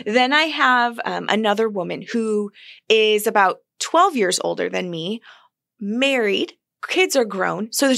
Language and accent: English; Buffalo, New York, United States; Buffalo, New York.